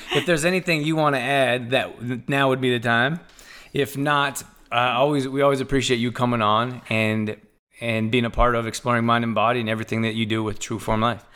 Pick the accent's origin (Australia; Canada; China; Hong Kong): Canada; also born or lived in Redondo Beach, California; I grew up in Canada